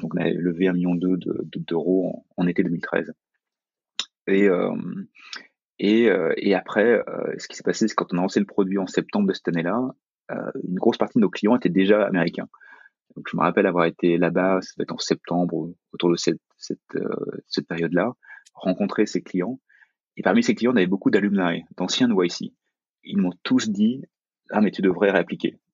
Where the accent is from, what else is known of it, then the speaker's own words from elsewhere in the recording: France; quand on est français, quand on est européen